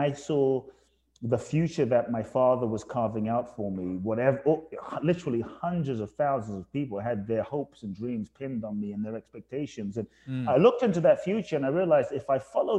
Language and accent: English; London, United Kingdom; also born or lived in Ghana / Phoenix, United States / Tulum, Mexico; now in Los Angeles, United States; I was born in Ghana, West Africa. My father's from Ghana. My mother's from Japan. I grew up in London